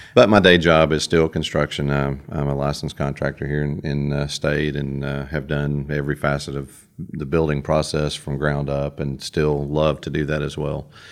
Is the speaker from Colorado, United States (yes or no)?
no; Cookeville, Tennessee, United States; I'm from Cookville, Putnam County. I've lived here my entire life, now all fifty years of it